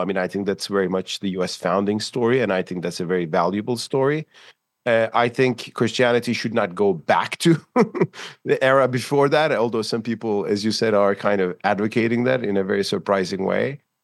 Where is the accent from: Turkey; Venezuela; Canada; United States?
Turkey; Istanbul; in Istanbul, my hometown